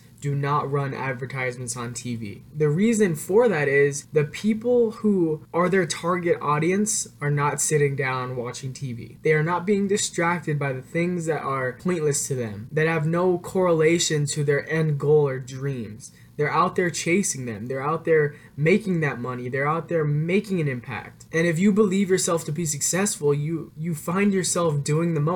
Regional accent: Phelan, California, United States; also born or lived in Reno, Nevada; I got back to my hometown in Phelan, California

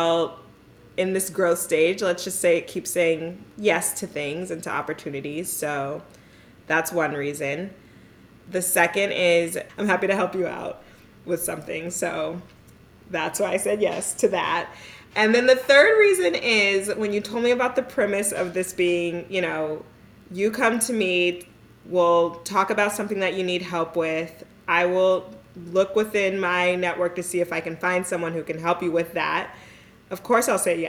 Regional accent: the Bay Area, California, United States; moved away as an adult; also born or lived in Philadelphia, United States / New York, United States / Durham, United States; I am from the Bay Area, grew up here

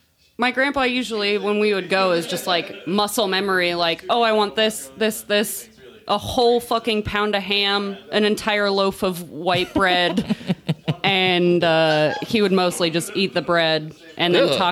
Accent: Texas, United States; now in Kansas City, United States; So, you know, I grew up in Texas.

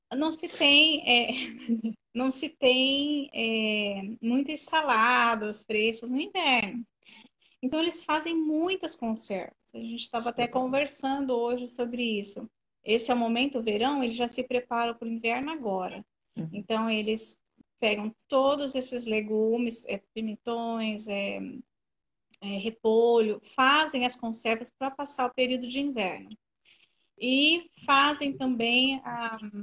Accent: Brazil; moved away as an adult; also born or lived in Albania; now in Kosovo; somos nós, brasileiros

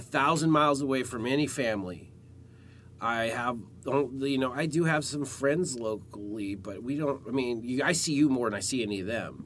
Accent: Alaska, United States; I grew up in the Cold War age, uh, like the tail end of the Cold War in Alaska

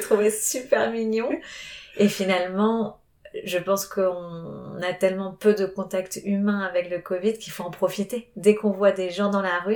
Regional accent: Argentina; moved away as an adult; now in Paris, France; j'ai grandi en Argentine

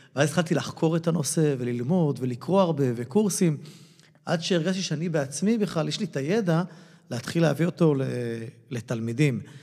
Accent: Israel

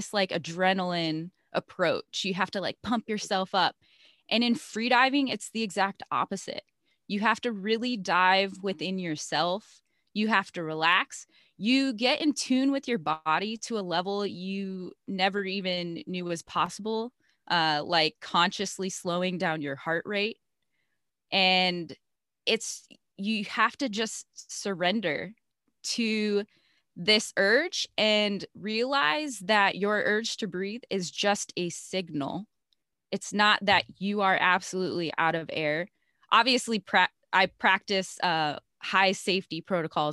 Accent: Chicago, Illinois, United States; now in Hawaii, United States; I grew up in Chicago in a suburb

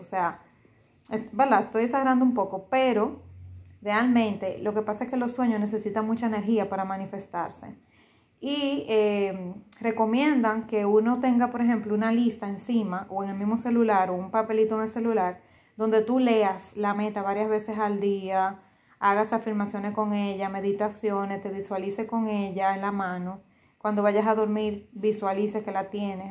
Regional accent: Dominican Republic

